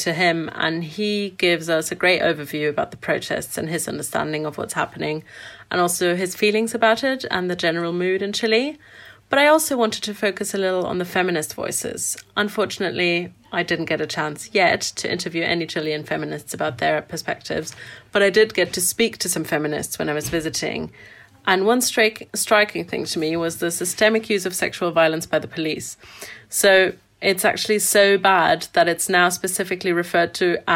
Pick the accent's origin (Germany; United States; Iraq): Germany; Frankfurt, Hesse; my hometown in Frankfurt, Germany